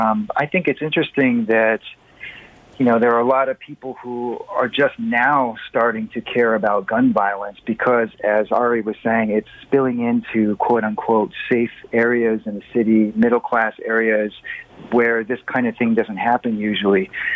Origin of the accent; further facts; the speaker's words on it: United States; now in Toronto, Canada; I think that one of the things that's been interesting for me as an American up here in Canada